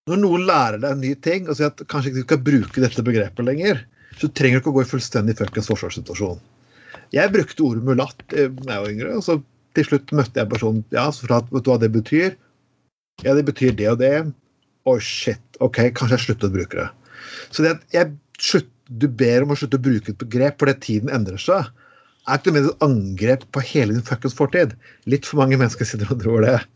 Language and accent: Norwegian; Vestfold og Telemark, Norway; kommer jeg kom fra Telemark, litt sånn litt traust altså